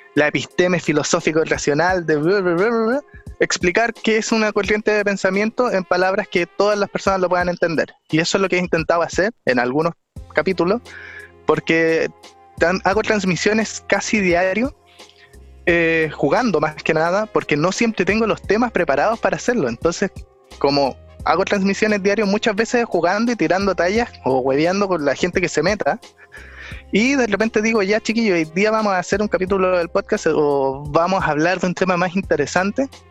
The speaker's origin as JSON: {"language": "Spanish", "town": "Santiago", "region": "Santiago Metropolitan Region", "country": "Chile", "said": "soy de Santiago"}